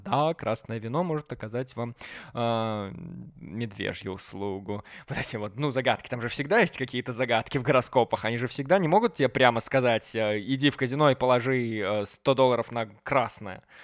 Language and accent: Russian; Belarus; я гулял по городу, по своему родному городу